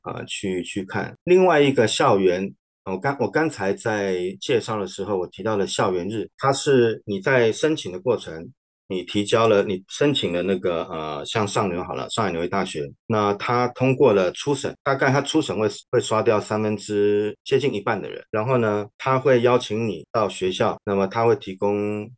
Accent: Taipei, Taiwan; moved away as an adult; also born or lived in Tainan; now in Shanghai, China; 我其实是在台北出生的。那么，呃，我的学经历呢是高中在台北的建中，那么大学跟研究所在成功大学

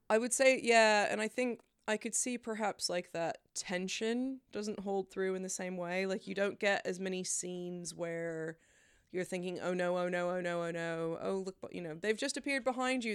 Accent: Memphis, Tennessee, United States; from my hometown, Memphis

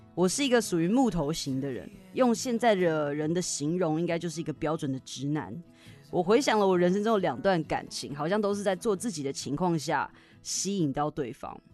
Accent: Taiwan; first language Chinese; 我们在台湾学英文的时候

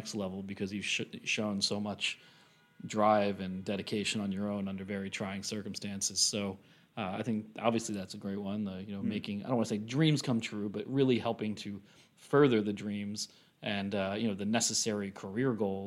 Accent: Pennsylvania, United States; I grew up in Pennsylvania

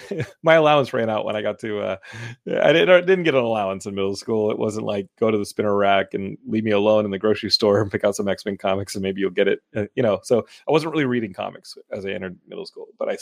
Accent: Austin, Texas, United States; Well, I'm from Austin, so I usually guess Austin first.

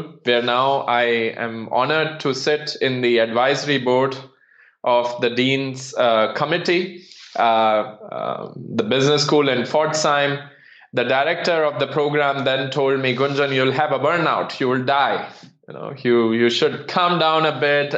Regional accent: Rajasthan, India; moved away as an adult; also born or lived in Mumbai, India; now in Germany; So I come originally from India, the desert state, Rajasthan

